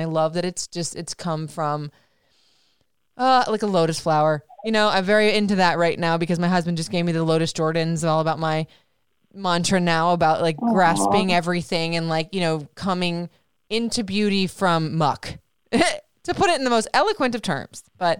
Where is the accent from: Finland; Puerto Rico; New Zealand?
Puerto Rico; but we went to Puerto Rico last summer, being completely out of the comfort zone. I mean, it was my home country